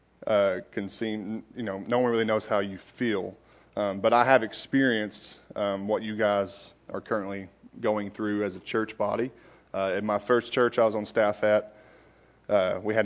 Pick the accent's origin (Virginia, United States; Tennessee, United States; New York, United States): Tennessee, United States; Knoxville; I am from born and raised in Knoxville